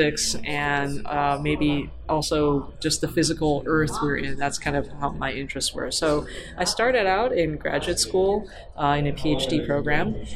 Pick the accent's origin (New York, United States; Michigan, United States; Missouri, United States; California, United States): California, United States; I'm from California, and I missed California